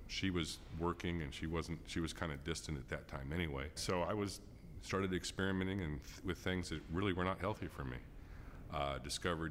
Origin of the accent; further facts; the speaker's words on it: Fresno, California, United States; I was born in 1961 in Fresno, California. I lived in a typical family, had a happy childhood